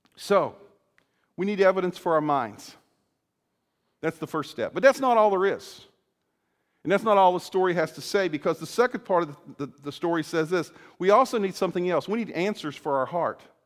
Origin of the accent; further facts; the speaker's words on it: Salem, Virginia, United States; moved away as an adult; now in Illinois, United States; Salem, Virginia, where I grew up in the school, in the area where I was there, and I grew up there from my early childhood